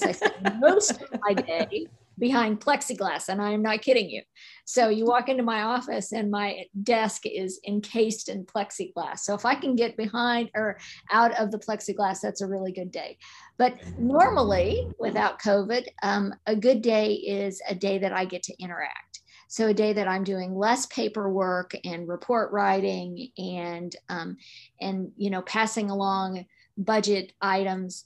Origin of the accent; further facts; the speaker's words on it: Arkansas, United States; moved away as an adult; also born or lived in Missouri / Kansas / Illinois; I grew up in Arkansas